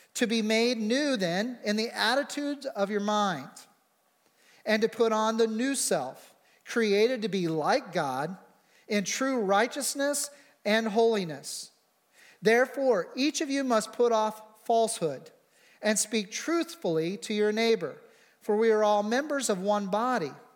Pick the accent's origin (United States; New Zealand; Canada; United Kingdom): United States